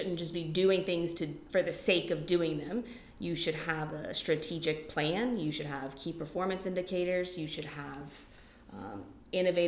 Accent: Lafayette, Louisiana, United States; moved away as an adult; also born or lived in New Orleans, Louisiana / Montana; I was born and raised in Lafayette

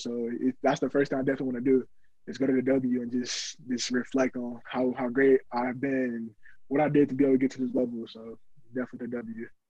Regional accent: Orlando, Florida, United States; I was born in Orlando, Florida.

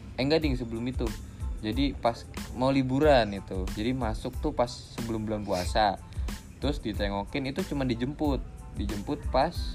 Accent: Bekasi, West Java, Indonesia; also born or lived in Cirebon; Gua tuh orang Bekasi sebenarnya.

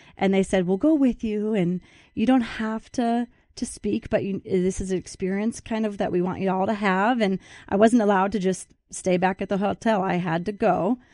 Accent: the Midwest outside of Chicago, Illinois, United States; I grew up in the Midwest outside of Chicago

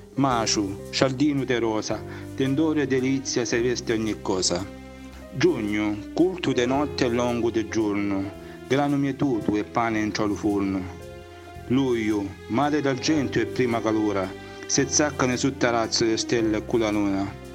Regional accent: Melissano, Apulia, Italy; il mio paese Melissano

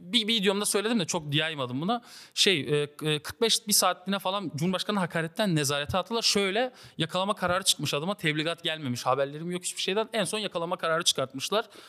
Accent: Siirt, Siirt Province, Turkey; Siirtliyim bu arada arkadaşlar. Afgan diyorlar, Afgan değilim ben.

